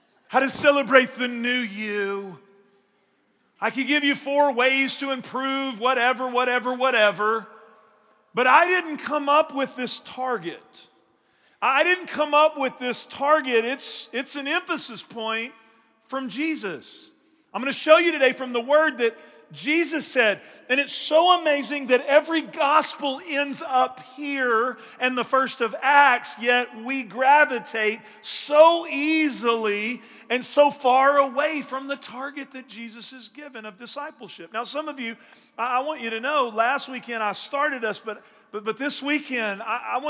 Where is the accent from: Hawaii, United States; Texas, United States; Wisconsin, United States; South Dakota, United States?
Texas, United States; Northeast; moved away; I grew up in Northeast Texas